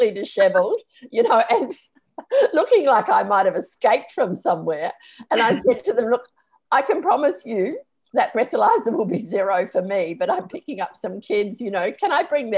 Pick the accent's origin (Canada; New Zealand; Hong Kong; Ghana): New Zealand; moved away; a friend that I grew up with in New Zealand